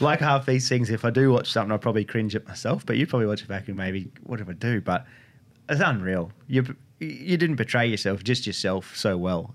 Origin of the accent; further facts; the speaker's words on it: Northern New South Wales, Australia; growing up in Northern New South Wales